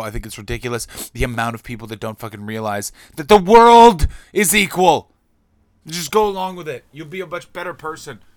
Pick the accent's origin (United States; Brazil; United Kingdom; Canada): Canada; as a Canadian